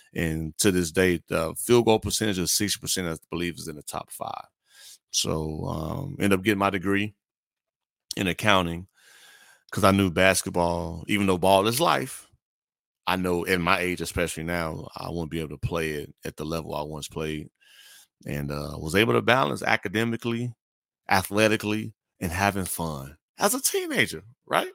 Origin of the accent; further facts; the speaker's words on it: Gary, Indiana, United States; moved away as an adult; also born or lived in Corpus Christi, Texas; now in Houston, United States; I grew up in Gary, Indiana